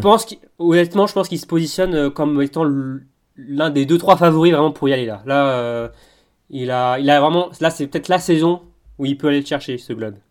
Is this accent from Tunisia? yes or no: no; France; en tant que Français